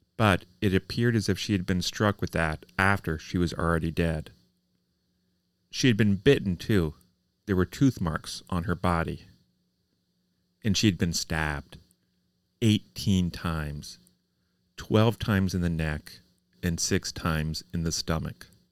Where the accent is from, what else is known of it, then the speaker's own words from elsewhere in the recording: Columbus, Indiana, United States; my hometown newspaper. the Columbus Republic